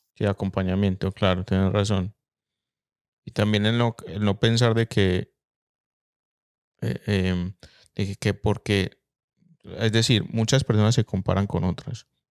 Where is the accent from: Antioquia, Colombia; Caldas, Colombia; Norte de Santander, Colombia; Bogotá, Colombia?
Antioquia, Colombia; Medellín; yo crecí en Colombia, en Medellín